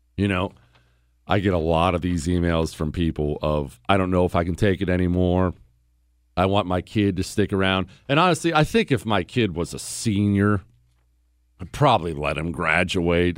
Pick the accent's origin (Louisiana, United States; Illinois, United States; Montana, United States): Montana, United States; also born or lived in Ohio; I was born in Ohio. I moved to Montana when I was ten